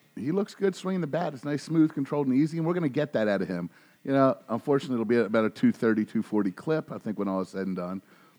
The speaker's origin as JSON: {"language": "English", "town": "Virginia Beach", "region": "Virginia", "country": "United States", "tie": "born or raised there", "said": "growing up in the Virginia Beach area back in the day, didn't have Aprils like this"}